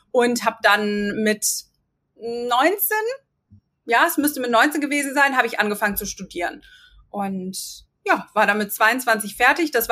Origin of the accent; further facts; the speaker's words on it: Viersen, North Rhine-Westphalia, Germany; also born or lived in Hagen; Gut, ich bin in Viersen geboren und äh, groß geworden und dann sind meine Eltern mit mir zusammen, ich glaube, als ich 14 war oder 15 nach Hagen gezogen.